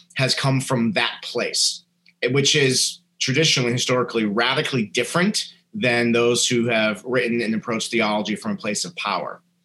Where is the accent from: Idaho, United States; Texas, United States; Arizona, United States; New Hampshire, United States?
New Hampshire, United States; a kid growing up in New Hampshire